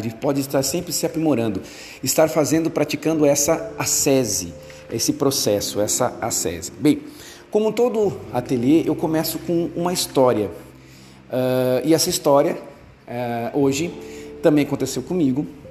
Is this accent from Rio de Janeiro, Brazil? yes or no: no; Porto Alegre, Rio Grande do Sul, Brazil; eu sou de Porto Alegre